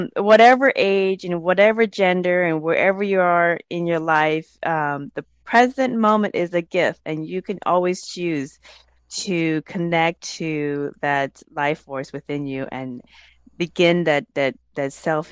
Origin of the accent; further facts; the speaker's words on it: Laos; I'm from the Hmong tribe of Laos